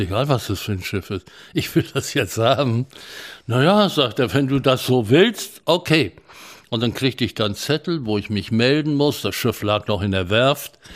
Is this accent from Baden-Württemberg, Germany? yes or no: no; Bavaria, Germany; moved away; also born or lived in Memel (Klaipėda), Lithuania / Hamburg; in den Fluchtwirren landeten wir in Bayern. Und ich bin in Bayern aufgewachsen